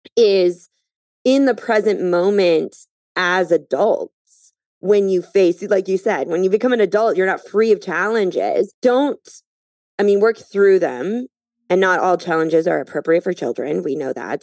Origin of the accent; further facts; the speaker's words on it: Minnesota, United States; moved away as an adult; also born or lived in Phoenix, Arizona; now in New York City, United States; I grew up in Minnesota